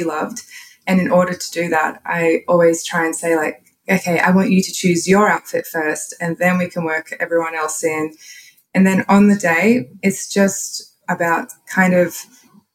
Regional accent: Queensland, Australia; accent: Australian; also born or lived in Tallebudgera, Gold Coast; I live in Australia, if you can't tell by my accent

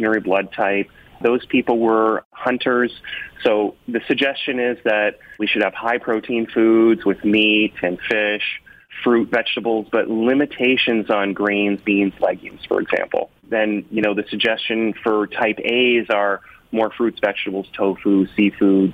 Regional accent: Canada; I'm like a Canadian who likes the Jays and the Leafs

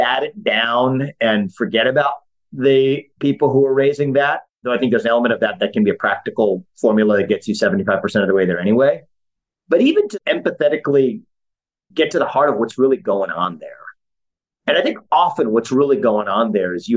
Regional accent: United States; as an American

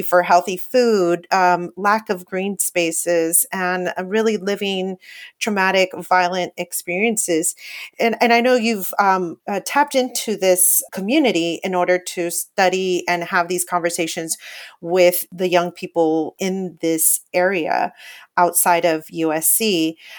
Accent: Paramount, California, United States; I grew up in that same area. I grew up in Paramount, right next to Lakewood in Long Beach

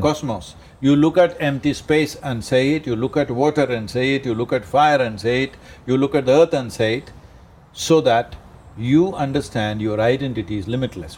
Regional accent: India; I'm Indian

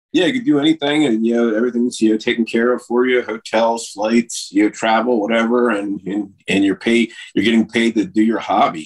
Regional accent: Delaware, United States; in a place called Fort Delaware here where I live in my home state

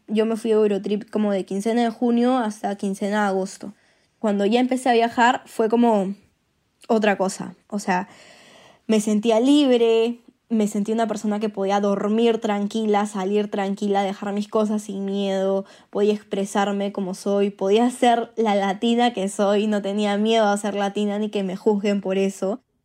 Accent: Peru; soy peruana y soy ingeniera industrial de la Universidad Católica

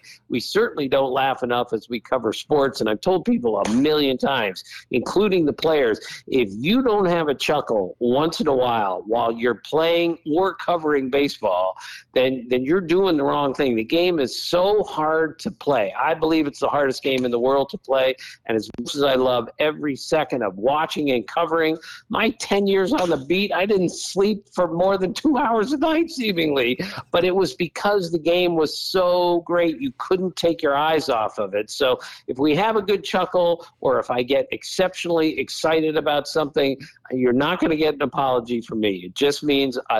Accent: Montgomery County, Maryland, United States; He and I grew up in Montgomery County, Maryland

